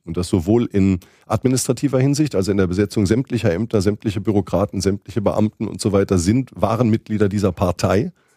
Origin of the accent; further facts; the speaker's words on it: southwestern Germany, Germany; die große Zeitung in der Gegend, wo ich aufgewachsen bin, in Südwestdeutschland